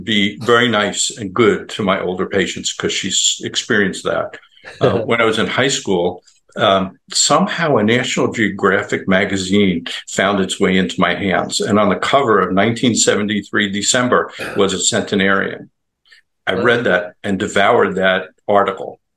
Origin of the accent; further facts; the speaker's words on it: Long Island, New York, United States; now in Tampa Bay area, United States; I live in the Tampa Bay area, but I grew up not far from where your picture is in Times Square. I grew up on Long Island